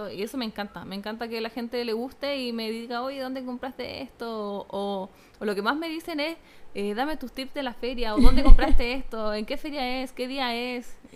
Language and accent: Spanish; Iquique, Tarapacá, Chile; nosotros como somos Iquiqueña